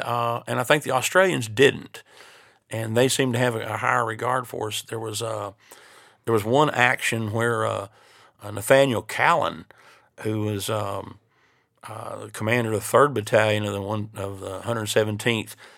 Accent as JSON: {"language": "English", "region": "East Tennessee", "country": "United States", "tie": "born or raised there", "said": "my hometown in East Tennessee"}